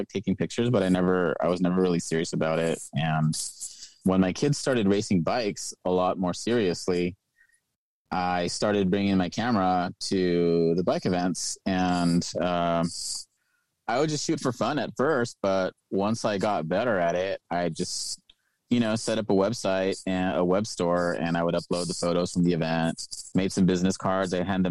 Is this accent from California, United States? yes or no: yes; Inglewood, California, United States; moved away as an adult; now in Vancouver; I grew up in Inglewood, California